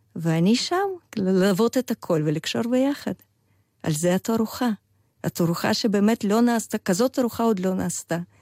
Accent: Vladimir, Vladimir Oblast, Russia; Hebrew is a second language; moved away as an adult; also born or lived in Chisinau, Moldova; now in Israel; אני באה מעיר אה, ולדימיר, שזאת בירת של אחת הממלכות המוקדמות אה, רוסיות

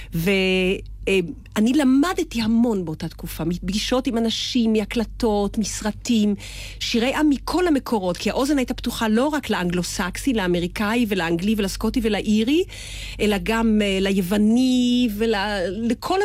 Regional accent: Israel; אני ישראלית

